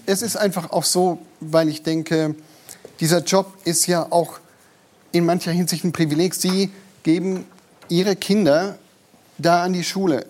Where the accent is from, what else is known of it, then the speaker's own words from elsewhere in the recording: Bavaria, Germany; bei uns in Bayern